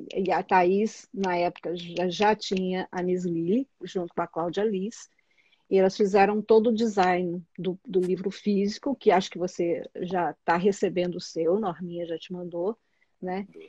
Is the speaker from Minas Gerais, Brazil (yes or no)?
yes; Juiz de Fora, Minas Gerais, Brazil; moved away as an adult; also born or lived in São Paulo / Berkeley; eu saí de Juiz de Fora, que é uma cidade pequena, numa, né, assim, interior de Minas Gerais